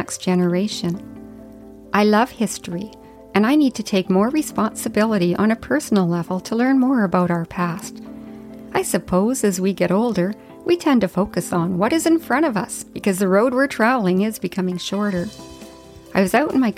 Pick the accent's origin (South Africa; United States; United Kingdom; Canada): Canada; Whitehorse, Yukon; now in Comox Valley, Canada; as a child growing up in the north